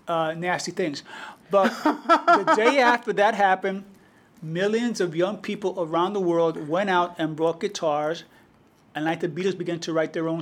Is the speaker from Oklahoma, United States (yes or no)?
no; New York City, New York, United States; moved away; I grew up in the Melrose Projects.